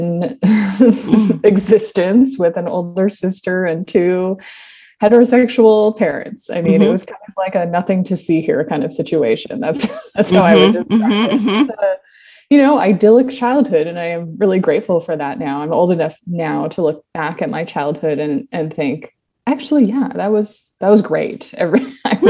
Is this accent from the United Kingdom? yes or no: no; Toronto, Ontario, Canada; moved away as an adult; now in San Diego, United States; I grew up in suburban Toronto, Ontario, Canada